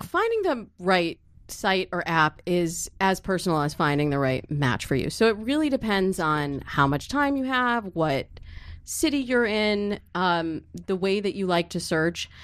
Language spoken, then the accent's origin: English; Michigan, United States; I grew up in Michigan